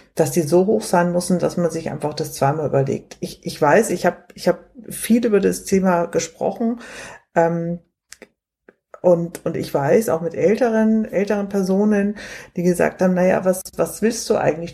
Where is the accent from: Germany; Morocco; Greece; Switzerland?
Germany; Munich, Bavaria; hier in Bayern, ich bin ja, bin ja Münchnerin